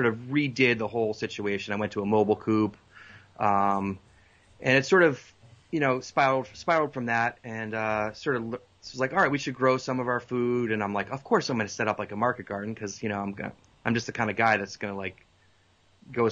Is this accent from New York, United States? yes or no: no; Boston, Massachusetts, United States; moved away as an adult; also born or lived in Colorado; now in North Carolina, United States; I grew up in Boston